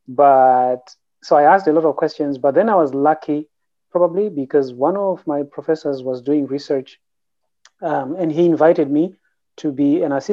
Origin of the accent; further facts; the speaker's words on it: Zimbabwe; moved away as an adult; now in Canada; I grew up in Zimbabwe, which is a former British colony